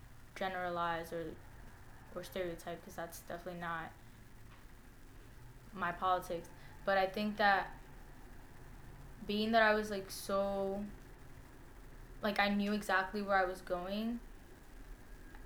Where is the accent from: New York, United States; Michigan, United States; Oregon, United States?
New York, United States; New York City; also born or lived in Co-op City, Bronx; I grew up in the Hunts Point neighborhood of the South Bronx, but I currently live in Co-op City